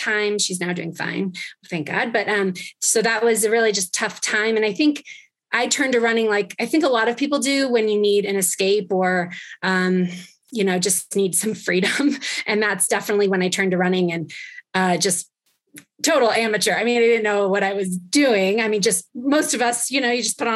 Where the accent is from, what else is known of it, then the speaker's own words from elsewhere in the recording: Ojai, California, United States; also born or lived in Chicago / Los Angeles / Mammoth Lakes, California; I grew up in Ojai, California. So Southern California